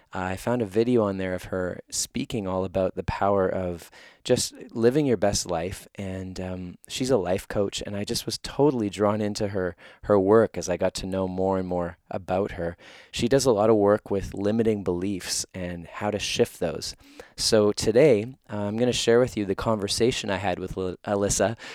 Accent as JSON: {"language": "English", "town": "Winnipeg", "region": "Manitoba", "country": "Canada", "tie": "born or raised there", "said": "my hometown of Winnipeg, where I live right now"}